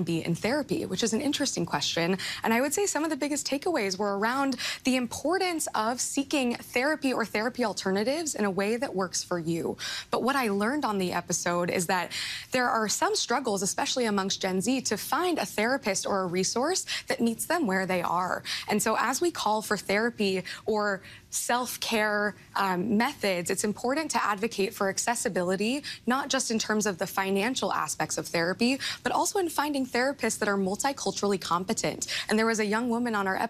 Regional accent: Midwest, United States; I grew up in the Midwest

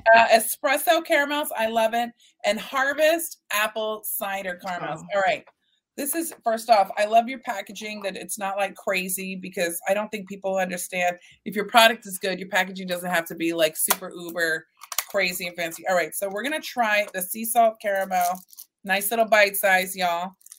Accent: Texas, United States; Let's talk about this one, because I'm from Texas, as are you, ma'am.

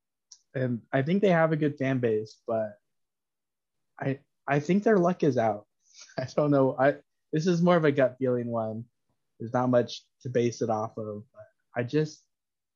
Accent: Alabama, United States; We grew up in Alabama and an hour and a half away from Nashville

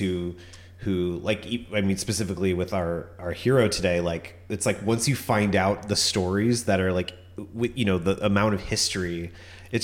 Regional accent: Orange County, California, United States; moved away; I'm also from Orange County

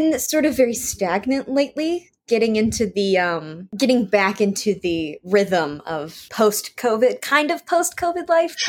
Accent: Richmond, Virginia, United States; I'm from Richmond, Virginia. Born, raised, been here forever. Probably will stay here for a long time.

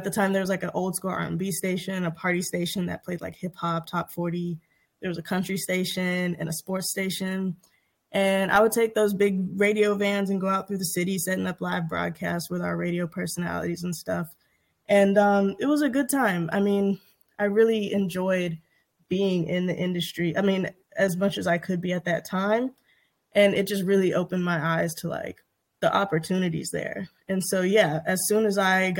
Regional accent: Shreveport, Louisiana, United States; moved away as an adult; also born or lived in New Orleans; now in Los Angeles, United States; I actually went to school in New Orleans, but I'm from Shreveport. Shreveport is Ratchet City. But yeah, no, I loved being from Shreveport. It was really cool growing up there.

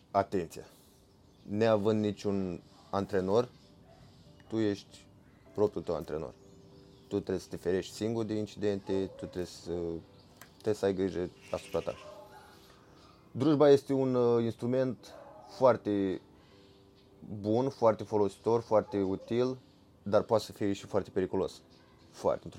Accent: Romania; noi venim din România, eu prefer urs, îmi place foarte mult pentru că noi avem foarte, mult urși, foarte mulți urși sălbatici.

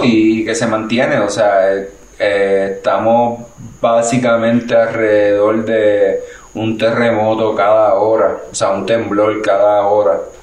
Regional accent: Puerto Rico; nosotros como puertorriqueños

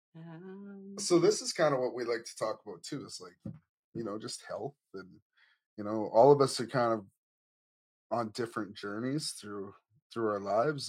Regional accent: Cowessess First Nation, Saskatchewan, Canada; now in Edmonton, Canada; I live in Edmonton. I'm originally from Cowessess First Nation

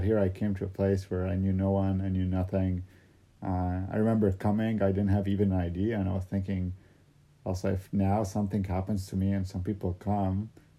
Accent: Saudi Arabia; born there; Well, because when I was born in Saudi, they had made the calculations based on the lunar kind of calendar.

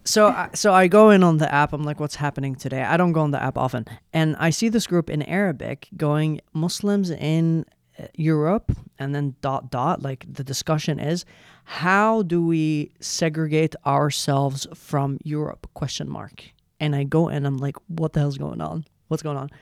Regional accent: Yemen; English is a second language; now in Sweden; I come from Yemen

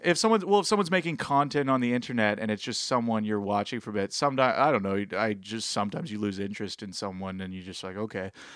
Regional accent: Ontario, Canada; we're from Ontario

